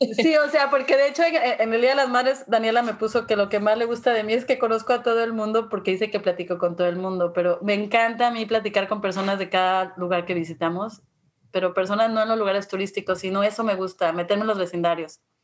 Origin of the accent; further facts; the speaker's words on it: Mexico City, Mexico; yo crecí en la Ciudad de México